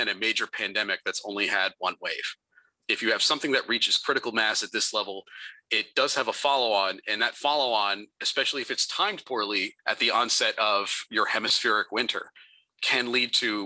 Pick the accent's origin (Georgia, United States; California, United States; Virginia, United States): Virginia, United States; Northern; I grew up in Northern Virginia